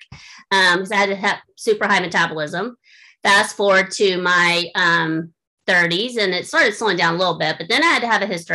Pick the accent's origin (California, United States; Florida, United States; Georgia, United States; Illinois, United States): Florida, United States; now in Indiana, United States; I grew up in Florida. I'm a Florida girl.